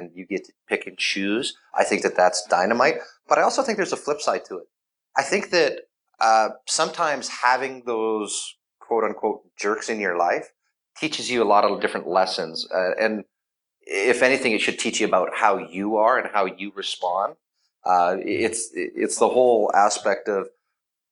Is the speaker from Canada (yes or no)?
yes; Canada; I am Canadian